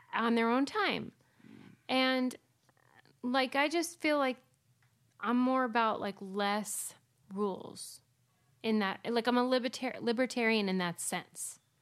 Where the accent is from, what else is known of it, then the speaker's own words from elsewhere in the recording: Pittsburgh, Pennsylvania, United States; I'm from Pittsburgh